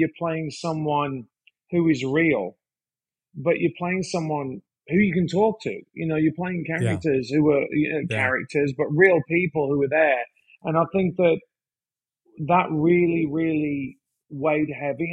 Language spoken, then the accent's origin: English; West Midlands, United Kingdom; moved away as an adult; now in United States; I grew up in the UK. I grew up in Mordor